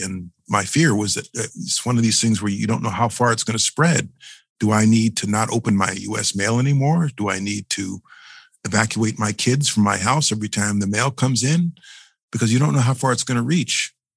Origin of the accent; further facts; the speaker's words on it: New York City, New York, United States; As a New Yorker